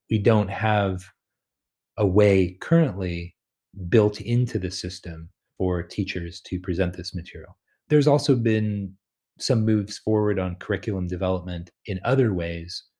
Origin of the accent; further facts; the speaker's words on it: California, United States; I was born and raised in California